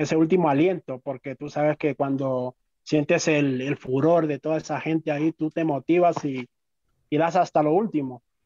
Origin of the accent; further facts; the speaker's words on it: Carchi, Ecuador; now in Quito, Ecuador; Yo soy del Valle del Chota